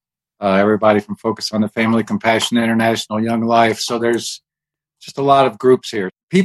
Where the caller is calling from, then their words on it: Colorado Springs, Colorado, United States; I am a freelance writer doing books and articles, and I'm calling from Colorado Springs, where God lives.